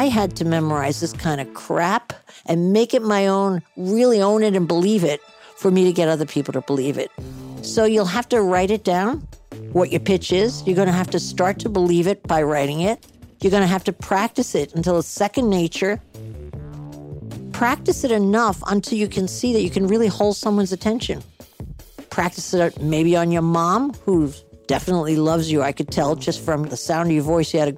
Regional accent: Edgewater, New Jersey, United States; New Jersey, my home state

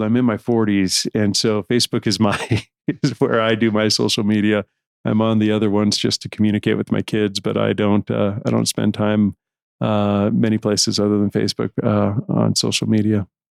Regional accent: San Diego, California, United States; I grew up in San Diego among a lot of uh, uh, Hispanics

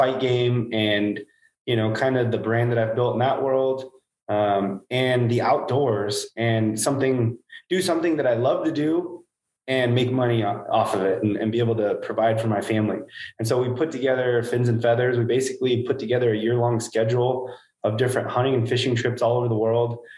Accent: Hanford, California, United States; I'm from Hanford, California, basically the armpit of California

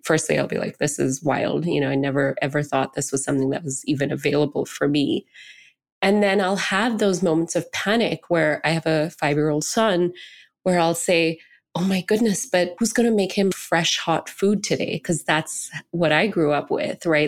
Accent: Singapore; I grew up in Singapore, which is almost eighty percent Chinese, and I was a minority brown person, you know, an Indian person

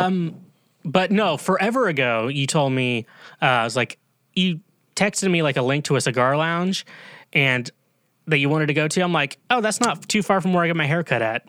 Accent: Kansas, United States; I'm from Kansas

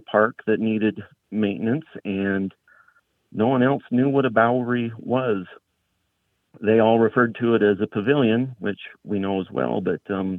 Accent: Salt Lake City, Utah, United States; moved away as an adult; now in Rawlins, United States; We're originally from Salt Lake City, Utah, and bowery is a common term down there.

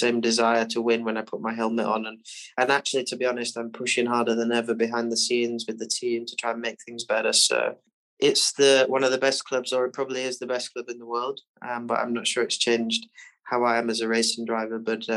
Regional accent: Barnsley, Yorkshire and the Humber, United Kingdom; I grew up in Barnsley

